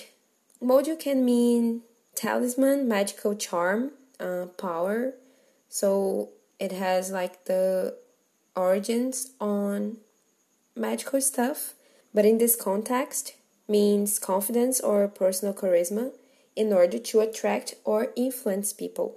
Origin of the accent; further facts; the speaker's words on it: Brazil; English is a second language; we are two Brazilian advanced English students